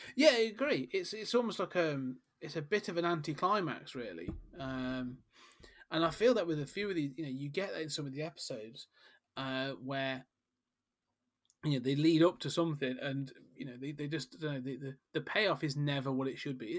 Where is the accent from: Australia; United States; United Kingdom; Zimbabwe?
United Kingdom; We are British after all.